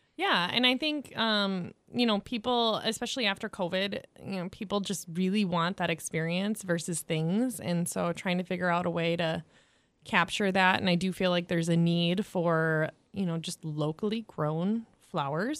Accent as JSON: {"language": "English", "region": "southwest Minnesota", "country": "United States", "tie": "born or raised there", "lives_now": "St. Joseph, United States", "said": "I grew up on a farm in southwest Minnesota"}